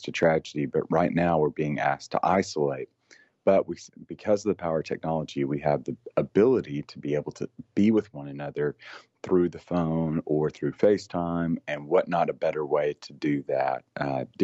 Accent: Tennessee, United States; I'm from Tennessee

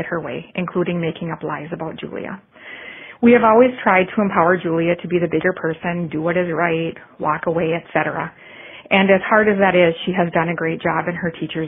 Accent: Forest Lake, Minnesota, United States; I am from Forest Lake, Minnesota

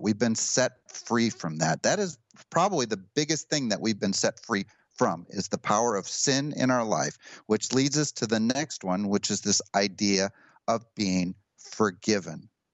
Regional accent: United States; I'm an American

